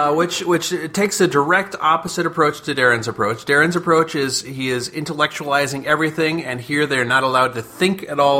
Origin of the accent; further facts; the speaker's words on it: United States; I'm a dumb American, but I'm an American anyway.